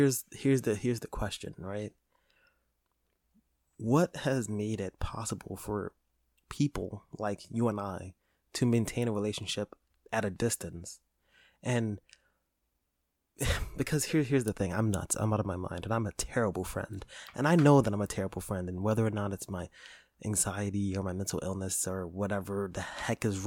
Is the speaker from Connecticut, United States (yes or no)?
no; New York City, New York, United States; moved away; we're from New York, from the Bronx